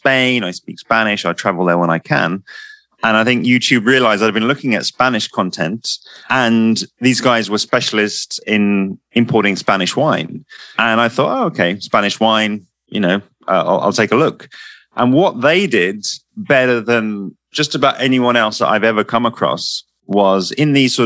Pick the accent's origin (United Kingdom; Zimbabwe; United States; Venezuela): United Kingdom; London; I'm from London